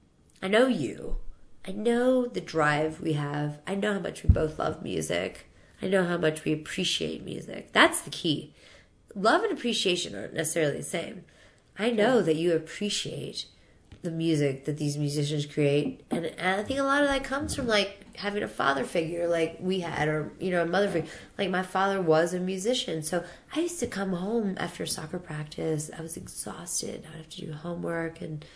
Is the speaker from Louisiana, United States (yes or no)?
yes; New Orleans, Louisiana, United States; I'm from New Orleans.